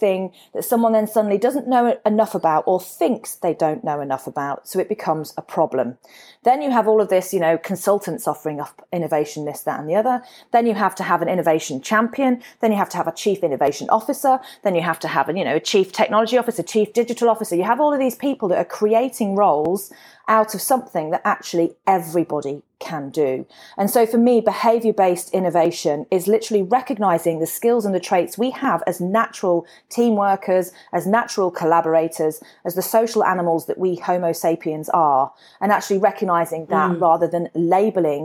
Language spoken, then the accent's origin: English; Warwickshire, West Midlands, United Kingdom; moved away as an adult; also born or lived in Perth, Australia; now in Brisbane, Australia; I'm from Shakespeare's County